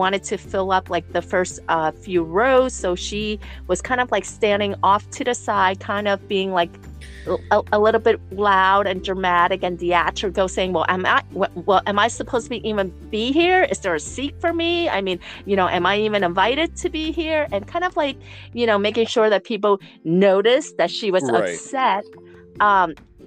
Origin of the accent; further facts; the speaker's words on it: New York City, New York, United States; moved away as an adult; also born or lived in Franklin, Indiana; now in Kansas, United States; I'm originally from New York City